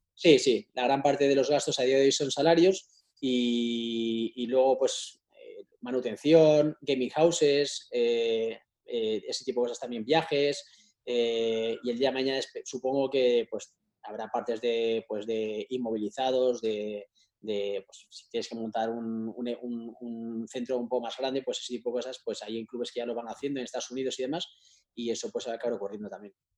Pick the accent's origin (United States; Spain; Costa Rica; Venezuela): Spain; muchos somos españoles